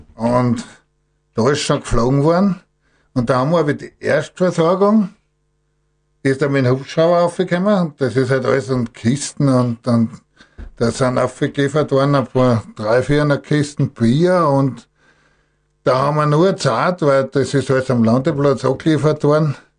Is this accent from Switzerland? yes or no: no; Gstatterboden, Styria, Austria; Ich bin ja in Gstadt Boden aufgewachsen, war in Gstadt der Boden Bauer